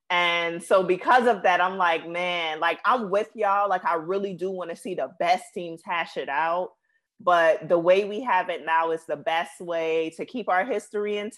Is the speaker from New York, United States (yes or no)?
yes; New York, United States; I'm from New York too